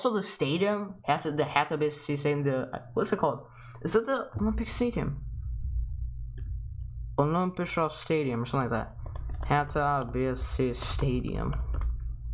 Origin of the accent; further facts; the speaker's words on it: Germany; I come from Germany